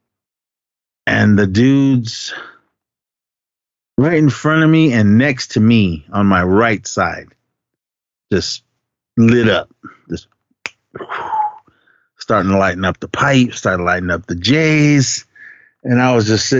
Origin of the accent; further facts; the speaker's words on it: Oakland, California, United States; I grew up in Oakland. Right around the corner from my house. I grew up on East 19th